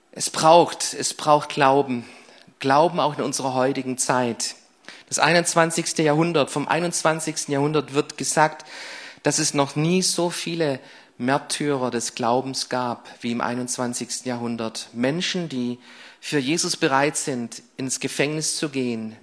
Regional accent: Crailsheim, Baden-Württemberg, Germany; ich bin hier in Kralsheim geboren, ich ging hier in Kralsheim auf die Schulen

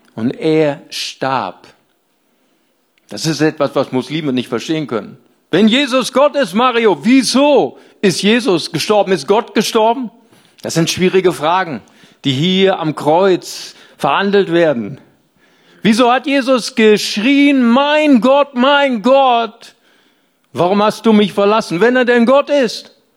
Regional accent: Rhineland, Germany; Ich komme aus dem Rheinland

